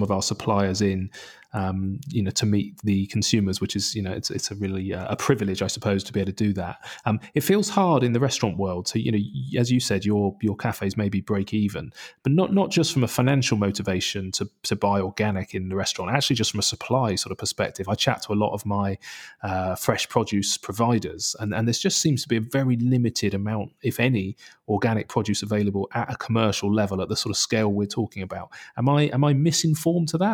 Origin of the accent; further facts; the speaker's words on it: Bournemouth, South West England, United Kingdom; my hometown of Bournemouth